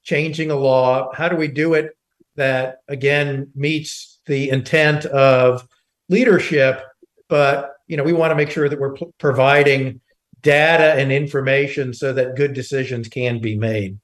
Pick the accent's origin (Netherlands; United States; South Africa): United States; Eastern North Carolina; I grew up in Eastern North Carolina and went to Pitt County schools